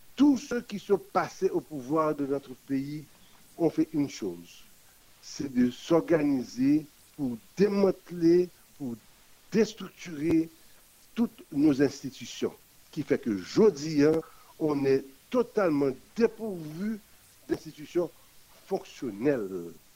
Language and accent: French; Haiti; nous sommes tous des Haïtiens et qui appartenons à notre pays